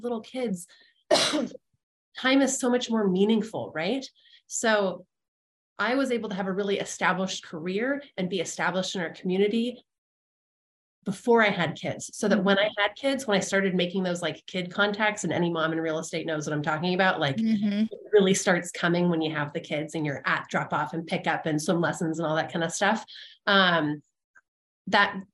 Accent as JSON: {"language": "English", "town": "Santa Barbara", "region": "California", "country": "United States", "tie": "born or raised there", "also_born_or_lived": "San Luis Obispo, California / Texas", "moved": "as an adult", "lives_now": "Burlingame, United States", "said": "I grew up in Santa Barbara"}